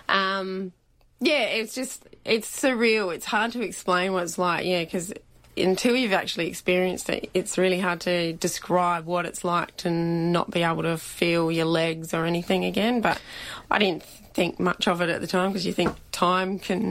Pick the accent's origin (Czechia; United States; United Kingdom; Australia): Australia; Belair National Park, South Australia; I grew up around Belair National Park and stuff, and used to enter that all the time.